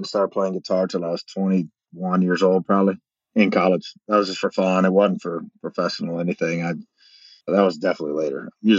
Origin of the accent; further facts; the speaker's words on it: Daytona Beach, Florida, United States; moved away; also born or lived in Charlotte area, North Carolina / Nashville, Tennessee; growing up in Daytona, we watch races all the time. And then moving to North Carolina, you're kind of still in it, being around Charlotte area.